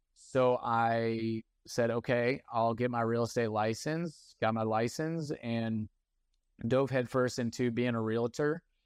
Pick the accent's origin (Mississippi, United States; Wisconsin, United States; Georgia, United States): Georgia, United States; East Cobb; growing up in East Cobb